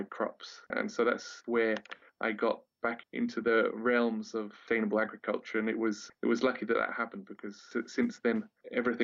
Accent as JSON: {"language": "English", "region": "Wales", "country": "United Kingdom", "tie": "born or raised there", "moved": "as an adult", "said": "when I was a teenager growing up in Wales"}